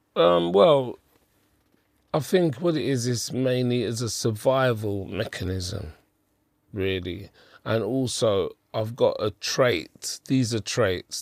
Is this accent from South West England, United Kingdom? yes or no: no; London, United Kingdom; I was born in Hackney